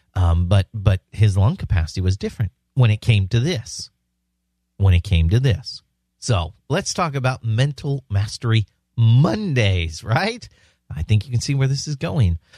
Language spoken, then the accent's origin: English; San Diego, California, United States; San Diego, my hometown.